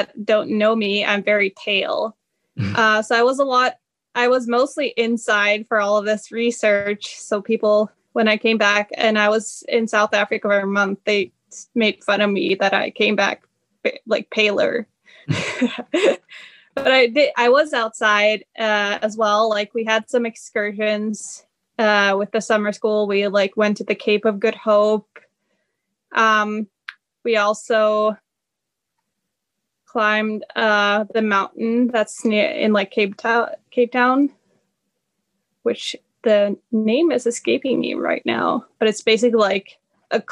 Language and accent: English; near Oslo, Oslo area, Norway; moved away as an adult; also born or lived in North Carolina, United States / Sweden; now in Michigan, United States; I'm from like very close to the Oslo area